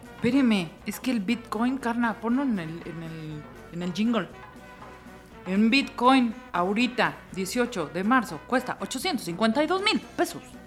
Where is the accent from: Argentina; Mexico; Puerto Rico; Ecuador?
Mexico